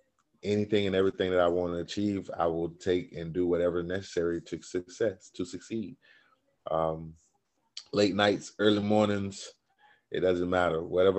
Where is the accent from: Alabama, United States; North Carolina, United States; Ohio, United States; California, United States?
North Carolina, United States; Raleigh; also born or lived in Lumberton, North Carolina; But I was really raised in Raleigh, so I'm a Raleigh raised boy.